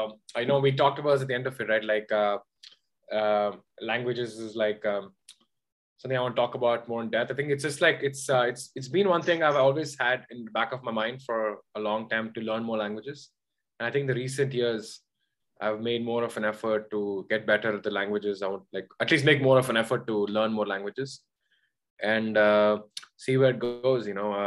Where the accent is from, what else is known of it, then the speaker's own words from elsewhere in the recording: Oman; I grew up in Oman, right? So I spoke English and wrote English and read English everywhere. I spoke only Tamil at home, so I never read and write it.